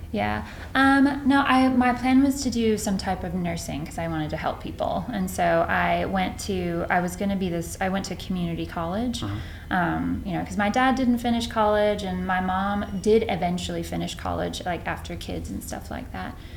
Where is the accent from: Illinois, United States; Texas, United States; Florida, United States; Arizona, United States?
Texas, United States; Rendon; moved away as an adult; also born or lived in Boston, Massachusetts / Ithaca, New York; now in Palo Alto, United States; I'm from Texas.